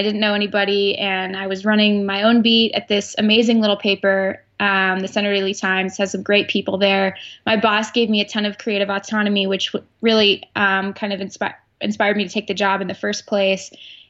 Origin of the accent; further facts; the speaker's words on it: West Coast, United States; also born or lived in Arizona; now in Pennsylvania, United States; I was an outsider in terms of growing up on the West Coast and never really caring or knowing much about Penn State.